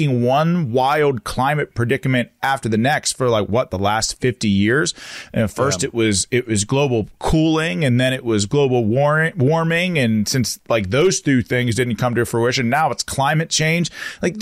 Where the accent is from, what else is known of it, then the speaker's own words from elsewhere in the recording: Western Pennsylvania, United States; I'm from Western Pennsylvania